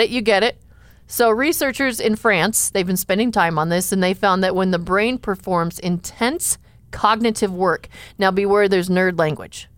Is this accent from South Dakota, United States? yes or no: yes; Enning, South Dakota, United States; I grew up in Enning, South Dakota